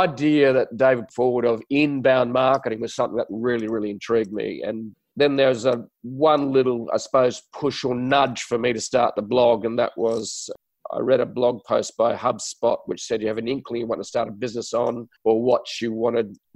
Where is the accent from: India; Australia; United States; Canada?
Australia; Adelaide, South Australia; accent: Aussie accent with a touch of English; moved away as an adult; also born or lived in Sydney, New South Wales; I'm from Australia, so I speak with a strange accent. For some other people around the world, it's an Aussie accent with a touch of English, I suppose, because I was raised in a little city called Adelaide